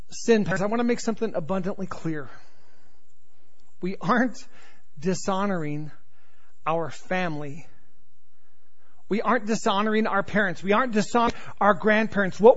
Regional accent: North Carolina, United States; born there; accent: Southern; I was born in North Carolina, so if I go back to North Carolina for any extended period of time or even the South, before you know it, I'm, my Southern accent has come back.

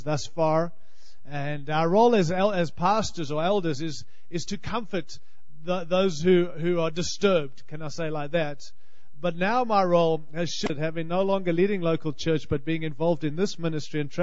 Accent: Australia; accent: Australian; moved away as an adult; also born or lived in California; now in Denver, United States; I hope you can understand my accent. I'm Australian.

